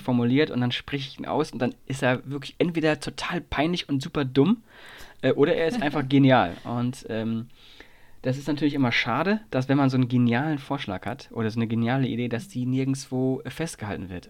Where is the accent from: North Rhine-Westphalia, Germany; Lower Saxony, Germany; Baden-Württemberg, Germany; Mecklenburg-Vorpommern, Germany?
Lower Saxony, Germany; Nordhorn; moved away; also born or lived in Saarland; bin jetzt gerade zu Hause in meinem, in meinem Zuhause, wo ich aufgewachsen bin